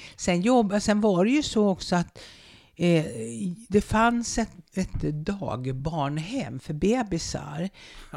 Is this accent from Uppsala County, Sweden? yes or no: yes; Uppsala, Uppsala County, Sweden; nu sitter ju vi här på Luthagsesplanaden. Ja. Och bara, bara ungefär 50 meter härifrån ja. stod det ett gammalt vitt trähus med en fiskaffär på gaveln. Och på bottenvåningen, i ett stort rum och kök, där bodde vi och där föddes jag